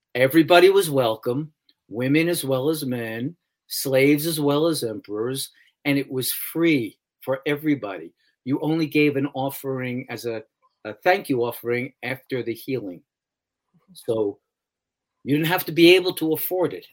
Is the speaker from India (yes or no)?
no; New York City, New York, United States; I grew up in New York City